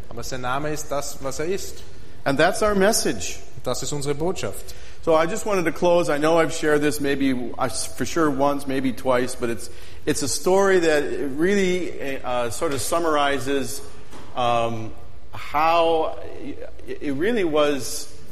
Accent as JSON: {"language": "English", "region": "Midwest", "country": "United States", "tie": "born or raised there", "said": "I mean, I grew up in the Midwest, and at lunchtime, I'm sitting."}